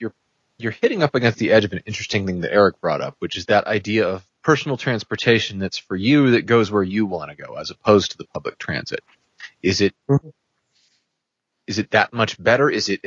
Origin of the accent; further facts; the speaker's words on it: New England, United States; I'm from New England, so you know, I think New York jerk.